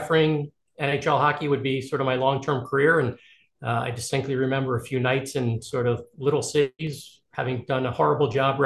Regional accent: New York, United States; I grew up right outside New York City

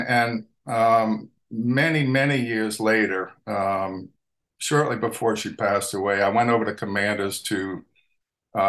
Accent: New Orleans, Louisiana, United States; growing up in New Orleans, you automatically grow up with a tremendous food heritage

